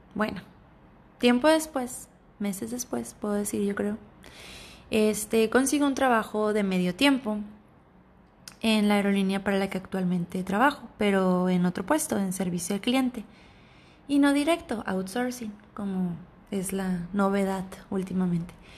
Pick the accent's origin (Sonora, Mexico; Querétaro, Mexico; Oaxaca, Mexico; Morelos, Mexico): Sonora, Mexico; Ciudad Obregón; cercana de la ciudad natal de donde yo soy, yo soy de Ciudad Obregón, Sonora, México, municipio de Cajeme